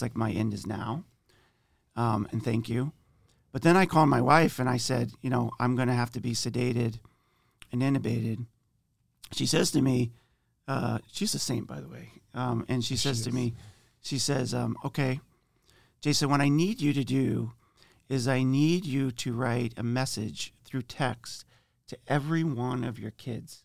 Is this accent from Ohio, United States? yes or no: yes; Ohio, United States; moved away as an adult; now in Indiana, United States; We've been in Indiana for probably 5 or 6 years, but I'm originally from Ohio